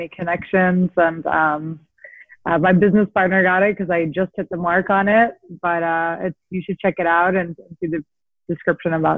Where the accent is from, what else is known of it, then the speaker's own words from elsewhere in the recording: St. Louis, Missouri, United States; moved away as an adult; now in New York, United States; I grew up in St. Louis, Missouri